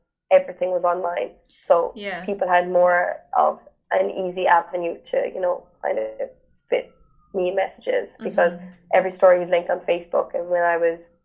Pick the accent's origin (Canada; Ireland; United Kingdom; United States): Ireland; being Irish